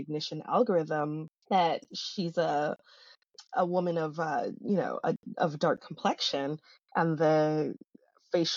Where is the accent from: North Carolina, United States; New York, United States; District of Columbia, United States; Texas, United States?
New York, United States; New York City; I was born and raised in Brooklyn.